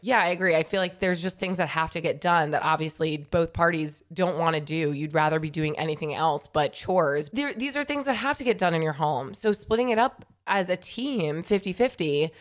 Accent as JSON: {"language": "English", "region": "New York", "country": "United States", "tie": "born or raised there", "said": "I grew up in New York my whole life"}